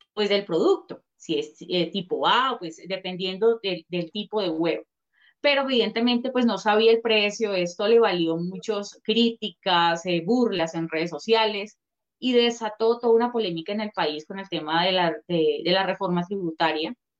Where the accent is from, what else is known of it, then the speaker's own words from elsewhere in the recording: Colombia; nosotros como colombianos, ciudadanos